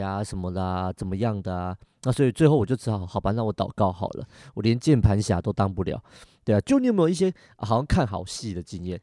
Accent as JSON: {"language": "Chinese", "country": "Taiwan", "said": "我们台湾人很特别"}